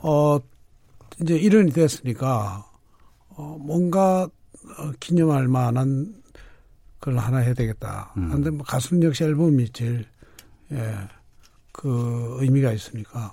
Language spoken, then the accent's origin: Korean; Busan, South Korea; 원래는 부산에서 조금 떨어진 곳인데 예. 지금은 부산시에 포함이 된 어, 그냥 쉽게 하면 기장이라고